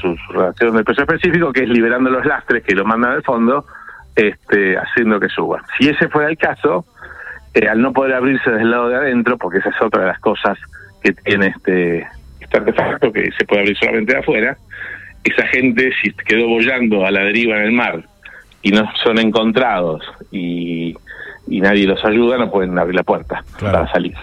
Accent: Argentina; Nosotros tenemos, como en Argentina, por ejemplo, responsabilidad sobre la vida humana en el mar

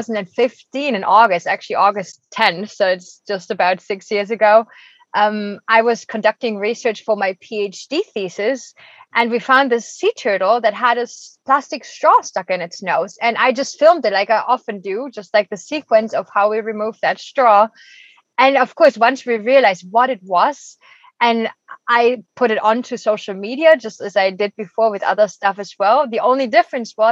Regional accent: Germany; moved away as an adult; now in Costa Rica; I'm originally from Germany

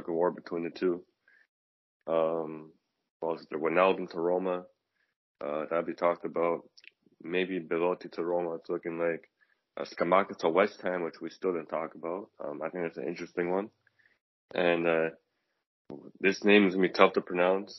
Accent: Canada; as a Canadian

